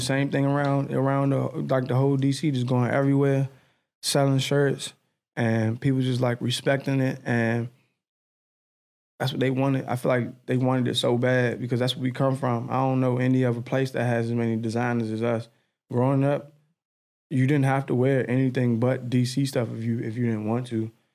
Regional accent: Edgewood, United States; I'm from Edgewood. So, like, my, my hood, Edgewood

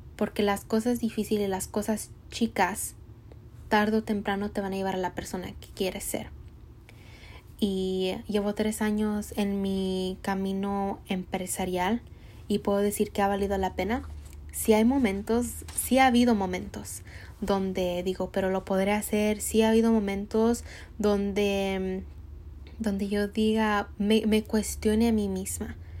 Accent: Mexico; soy mexicana

